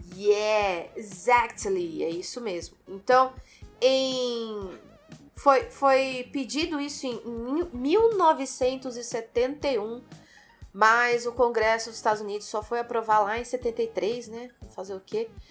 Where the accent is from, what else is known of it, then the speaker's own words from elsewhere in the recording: Brazil; Nós, como moradores do Brasil